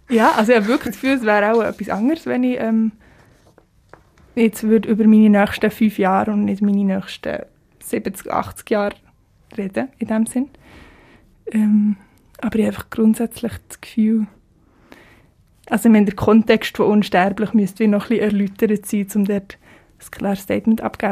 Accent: Switzerland; accent: Swiss German; first language Swiss German; also born or lived in Zurich; in meiner Muttersprache

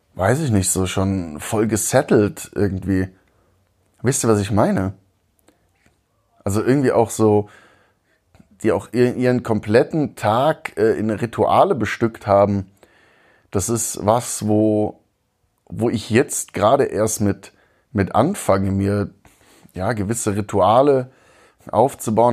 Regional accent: North Rhine-Westphalia, Germany; moved away as an adult; now in Augsburg, Germany; als Rheinländer

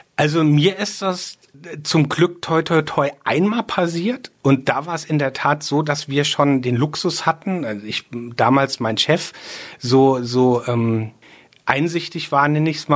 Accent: Rheinhessen, Rhineland-Palatinate, Germany; ich bin sehr ähm, rein Hessen verbunden. Da ist hier ist schon so auch meine Heimat

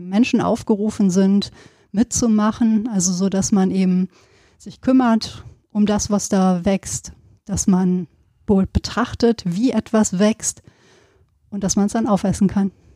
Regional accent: Sauerland, North Rhine-Westphalia, Germany; wir kommen ja auch beide aus Gegenden, du aus dem äh, Bergischen, ich aus dem Sauerland, wo es immer viel geregnet hat

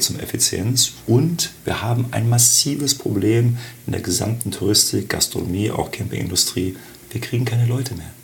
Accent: Augsburg, Bavaria, Germany; moved away as an adult; now in Berlin, Germany; Äh, geboren in Augsburg, dort auch studiert, dann nach dem Abitur erst nach Frankfurt, dann nach Düsseldorf und jetzt seit 19 Jahren in Berlin.

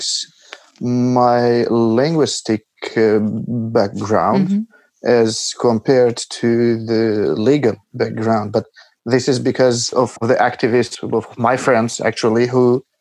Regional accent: Patos, Fier County, Albania; English is a second language; moved away; I grew up in the house I am now in, because I came here for the New Year to my parents in Albania. It's a small town called Patos

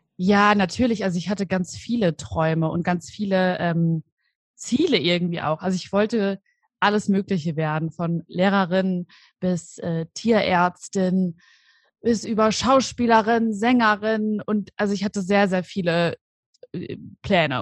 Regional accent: Aschaffenburg, Bavaria, Germany; moved away as an adult; now in Cologne, Germany; ich komme ursprünglich aus Aschaffenburg. Das liegt in Unterfranken und bin aber vor ungefähr fünfeinhalb Jahren nach Köln gezogen

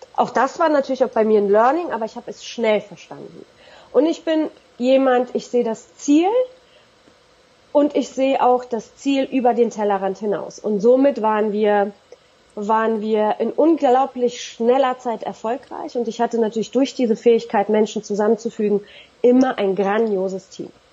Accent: Berlin, Germany; Zusätzlich bin ich in Berlin-Neukölln groß geworden

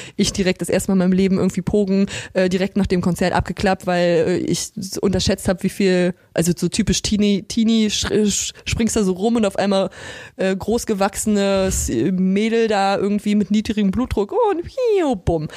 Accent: Altmark, Saxony-Anhalt, Germany; now in Berlin, Germany; ich komme aus Sachsen-Anhalt und ähm, das ist so im Norden von Sachsen-Anhalt. Dieses Gebiet nennt sich die Altmark

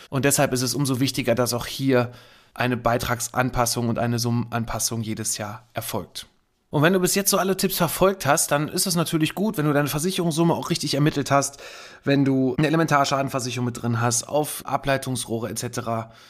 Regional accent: Kamp-Lintfort, North Rhine-Westphalia, Germany; bei uns in Kamp Lindfort am Niederrhein

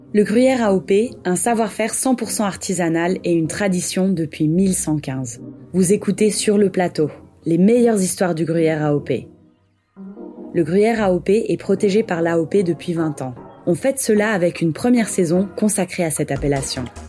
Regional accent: Montricher, Vaud, Switzerland; je viens de Montrichet, on a la fromagerie gourmande à Montrichet. Je suis fils de fromager

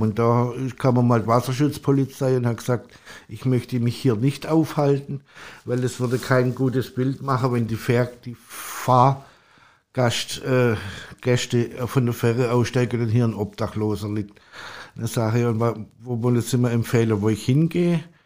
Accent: Stuttgart area, Baden-Württemberg, Germany; moved away as an adult; now in Hamburg, Germany; Also ich komme aus dem Raum Stuttgart

